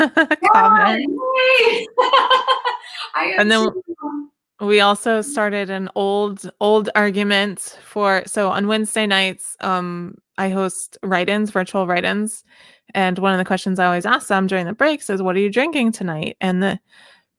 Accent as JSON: {"language": "English", "region": "the South", "country": "United States", "said": "I'm from the South"}